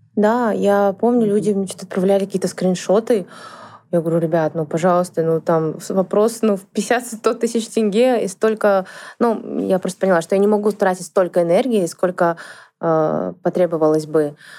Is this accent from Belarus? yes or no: no; Shymkent, Kazakhstan; в городе Шимкент, это в, в моем родном городе